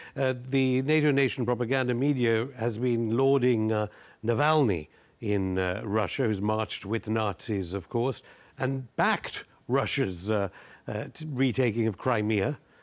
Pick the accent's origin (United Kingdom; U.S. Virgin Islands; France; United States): United Kingdom; I am British.